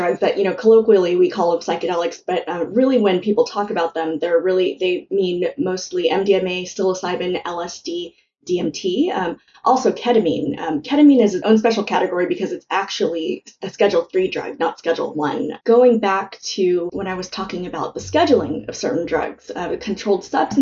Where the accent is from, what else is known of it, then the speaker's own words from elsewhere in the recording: California, United States; I was born in California, but it was really soon after they came. And, growing up, all my relatives were slowly trickling